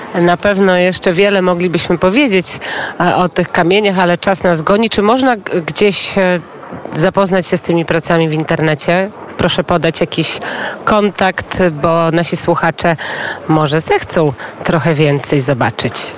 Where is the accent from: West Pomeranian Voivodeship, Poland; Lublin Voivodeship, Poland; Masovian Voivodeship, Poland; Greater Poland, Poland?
Lublin Voivodeship, Poland; Biała Podlaska; sama pochodzę z Białej Podlaskiej, jestem ze wschodu